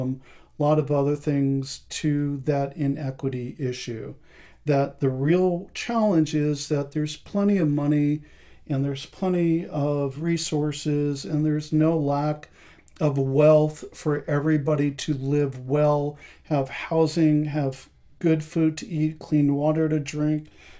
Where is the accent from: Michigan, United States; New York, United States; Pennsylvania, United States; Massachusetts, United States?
New York, United States; outside of New York City, United States; moved away as an adult; also born or lived in Boston / Atlanta / Columbus, Ohio / Las Vegas; now in Portland, United States; I grew up outside of New York City, the not so shiny Disney version of New York